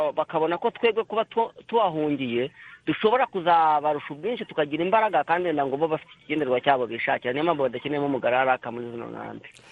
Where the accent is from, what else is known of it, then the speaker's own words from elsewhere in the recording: Rwanda; moved away as an adult; also born or lived in Kakuma, Kenya; now in Kenya; nkanjye nk'umunyarwanda